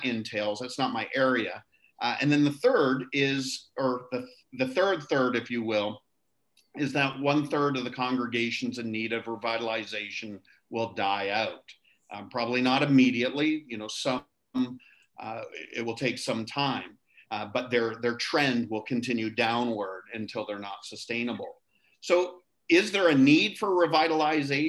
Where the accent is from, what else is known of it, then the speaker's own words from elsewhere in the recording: near Toronto, Ontario, Canada; moved away as an adult; also born or lived in Niagara Falls, Ontario; now in Nassau, Bahamas; I was born and raised in Canada near Toronto, Ontario